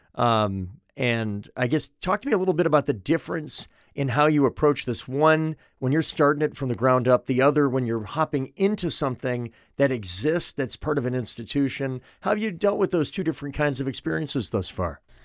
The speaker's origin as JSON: {"language": "English", "town": "Manchester", "region": "New Hampshire", "country": "United States", "tie": "born or raised there", "said": "Manchester, my hometown"}